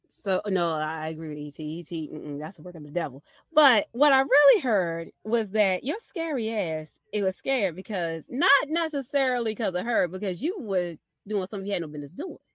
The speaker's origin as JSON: {"language": "English", "town": "Baltimore", "region": "Maryland", "country": "United States", "tie": "born or raised there", "said": "growing up in Baltimore in the 90s and Baltimore club music"}